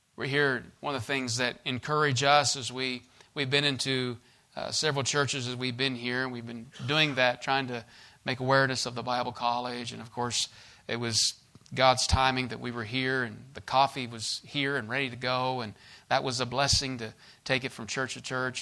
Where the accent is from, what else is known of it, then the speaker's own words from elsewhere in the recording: United States; I was born in the States and born in the land of the free and home of the brave